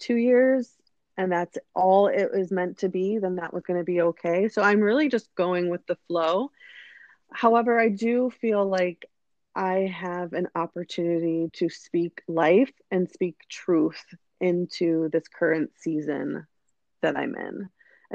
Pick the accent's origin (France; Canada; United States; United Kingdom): United States; growing up in the United States